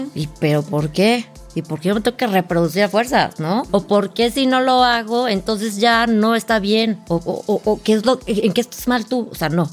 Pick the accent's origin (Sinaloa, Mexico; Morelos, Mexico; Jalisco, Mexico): Morelos, Mexico; Cuernavaca; moved away as an adult; now in Mexico City, Mexico; yo nací en México, crecí en Cuernavaca